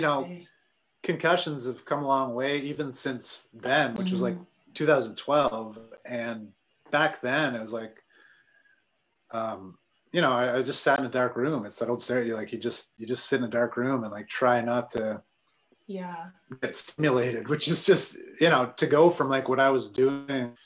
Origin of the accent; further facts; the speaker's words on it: Sault Ste. Marie, Ontario, Canada; moved away as an adult; now in Ottawa, Canada; I grew up in Sault Ste. Marie